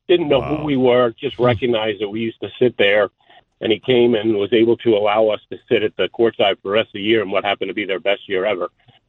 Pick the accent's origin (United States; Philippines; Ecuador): United States; New Rochelle, New York; now in San Diego, United States; I grew up in New Rochelle